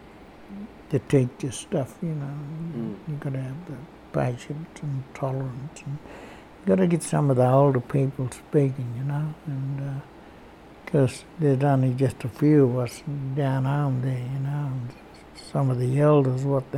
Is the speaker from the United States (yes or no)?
no; Bega, New South Wales, Australia; also born or lived in Orbost / Dimboola; I grew up around Bega, Orbis, and then down around Druman, and then way over in Dimboola way